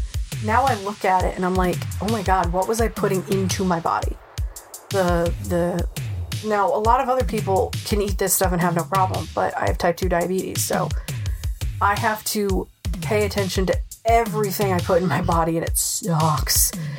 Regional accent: Rhode Island, United States; accent: Rhode Island; I've lost my Rhode Island accent. It comes out when I'm angry. The only time it comes out. But I've lost that accent, so I'm not very good at picking it up. I can do other accents fine, but it's my home state I can't do.

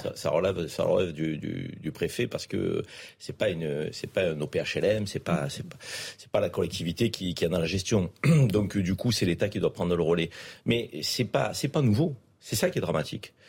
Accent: Marseille, Provence-Alpes-Côte d'Azur, France; depuis que je suis Marseillais

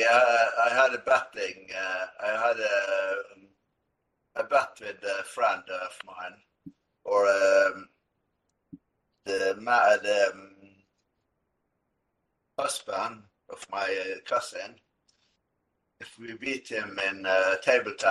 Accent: Askøy, Vestland, Norway; I grew up here in Askøy, outside Bergen, in western Norway, and I pretty much stay here

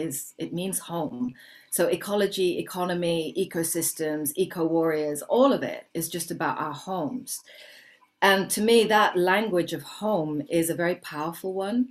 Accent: Kenya; I was born in Kenya, but I'm very, very mixed in terms of my heritage.

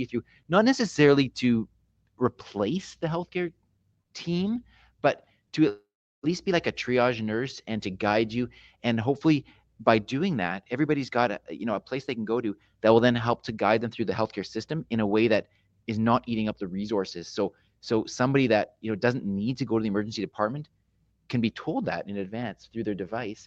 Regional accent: Canada; being a Canadian

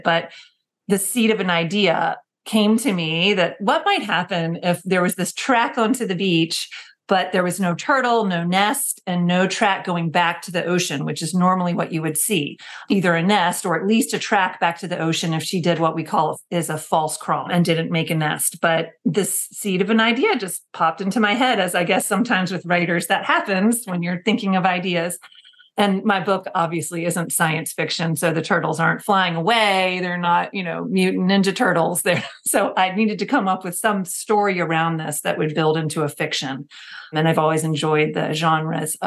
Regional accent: South Carolina, United States; growing up in South Carolina

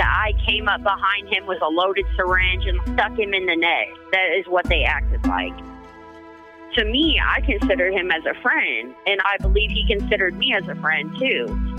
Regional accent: Springfield, Missouri, United States; Springfield, Missouri.

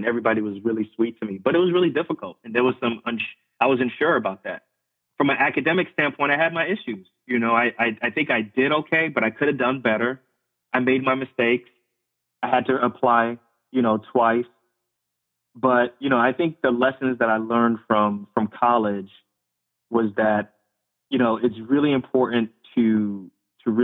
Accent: Irvington, New Jersey, United States; also born or lived in Lefrak City, Queens, New York / central Pennsylvania; I grew up in Queens, New York, and then I grew up in Irvington, New Jersey

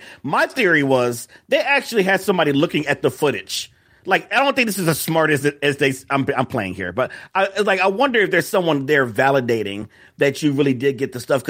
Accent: Chicago, Illinois, United States; That's very exotic, depending on the neighborhood. I'm from Chicago.

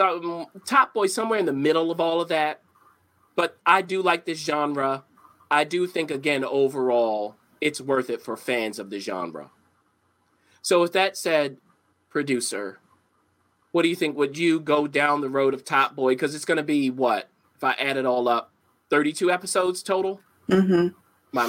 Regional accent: Baltimore, Maryland, United States; I'm from Baltimore

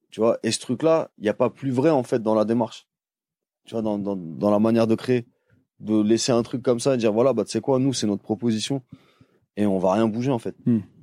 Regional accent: Paris, Île-de-France, France; je suis de Paris

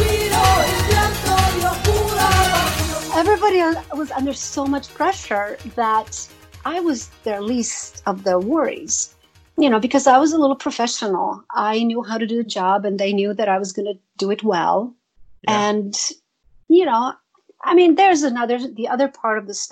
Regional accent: Zagreb, City of Zagreb, Croatia; moved away as an adult; now in United States; Zagreb, my hometown

